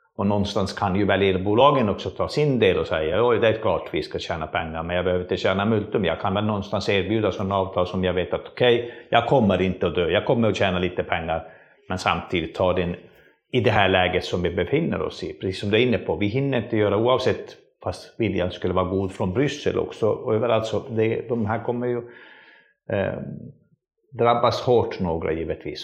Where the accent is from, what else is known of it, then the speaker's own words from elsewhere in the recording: northern Sweden, Sweden; jag kommer från norra Sverige